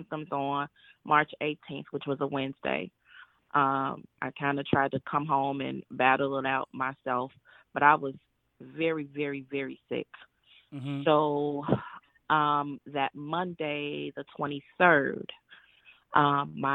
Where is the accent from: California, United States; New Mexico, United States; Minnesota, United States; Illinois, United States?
Illinois, United States; Chicago; I'm from Chicago.